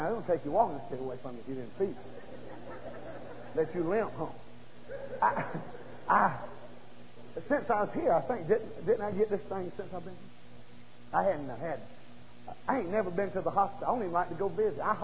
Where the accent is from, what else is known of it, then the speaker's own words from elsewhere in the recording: Bryson City, North Carolina, United States; I was born over in Bryson City in a little old holler down by Deep Creek.